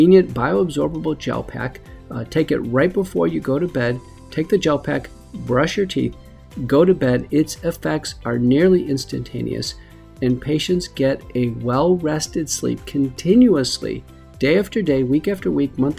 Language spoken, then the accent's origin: English; Buffalo, New York, United States; I grew up in Buffalo, New York.